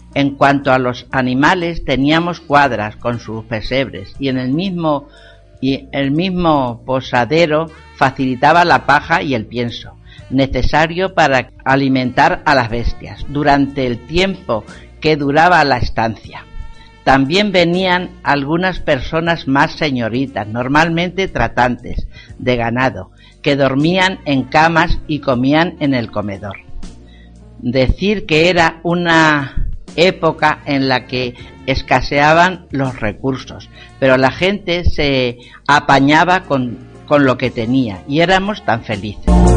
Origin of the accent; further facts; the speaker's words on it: Porzuna, Castilla-La Mancha, Spain; de Porzuna. He vivido en una posada 26 años